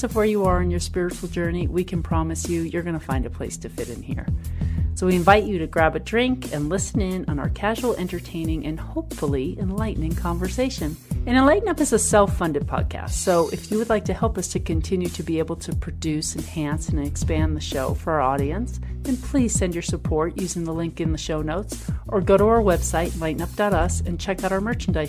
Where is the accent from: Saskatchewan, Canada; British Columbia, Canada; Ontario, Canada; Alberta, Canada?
Ontario, Canada; Toronto; I'm from Toronto originally.